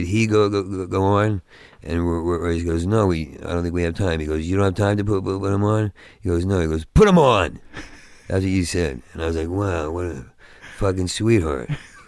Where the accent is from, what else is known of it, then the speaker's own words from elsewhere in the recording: Oakhurst, New Jersey, United States; I grew up in New Jersey.